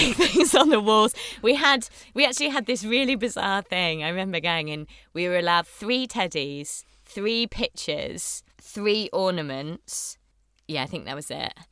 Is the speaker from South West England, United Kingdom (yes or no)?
yes; Bath, South West England, United Kingdom; also born or lived in Chippenham / Yorkshire; I was born in Bath